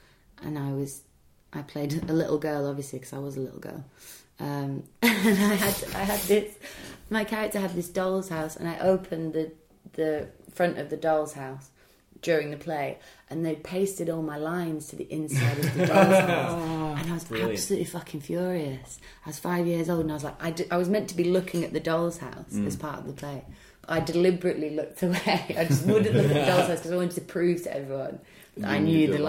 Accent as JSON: {"language": "English", "town": "Bolton", "region": "North West England", "country": "United Kingdom", "accent": "Bolton", "said": "I thought they'd want my Bolton accent for it, actually. But I'm from Bolton, which is near Manchester."}